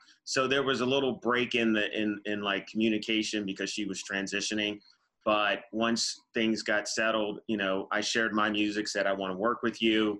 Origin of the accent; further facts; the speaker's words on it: East Coast, United States; I'm from United States, East Coast